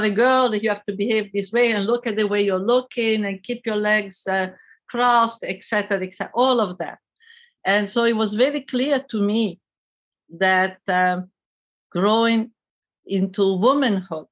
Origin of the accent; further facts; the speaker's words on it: Italy; I grew up in Italy in the post-war period.